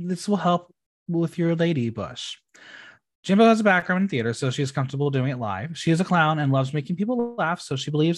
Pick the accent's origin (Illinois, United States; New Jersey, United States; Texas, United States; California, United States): New Jersey, United States; my home state